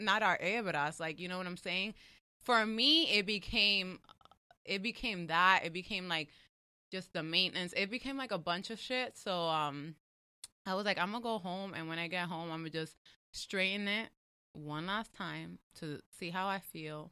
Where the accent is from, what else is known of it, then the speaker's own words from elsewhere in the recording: New York, United States; I'm from New York